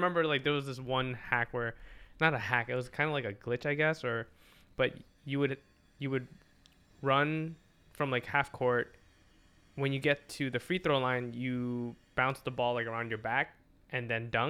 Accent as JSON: {"language": "English", "country": "Philippines", "said": "I know like I'm Filipino."}